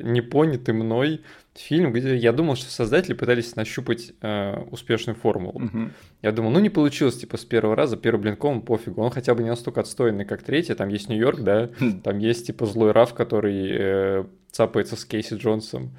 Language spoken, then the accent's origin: Russian; Russia; в детстве в России